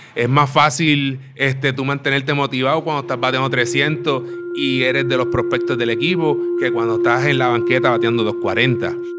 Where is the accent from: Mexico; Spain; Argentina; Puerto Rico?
Puerto Rico; Aguadilla; moved away; also born or lived in Mayagüez; me crié en Aguadilla, toda mi niñez la desarrollé en Aguadilla